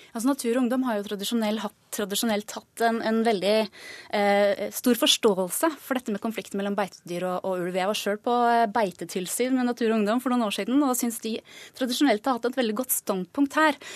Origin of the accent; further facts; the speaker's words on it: Enebakk, Akershus, Norway; hjembygda mi